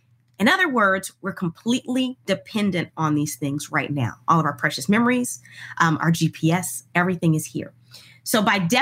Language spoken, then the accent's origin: English; Houston, Texas, United States; I grew up in Houston, Texas